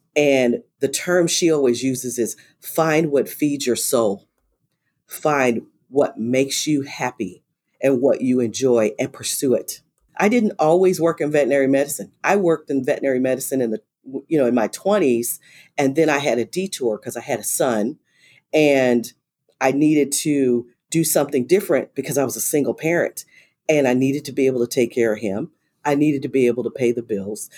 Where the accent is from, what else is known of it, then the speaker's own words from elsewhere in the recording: Los Angeles, California, United States; now in Texas, United States; I grew up in South Central Los Angeles and went to inner city schools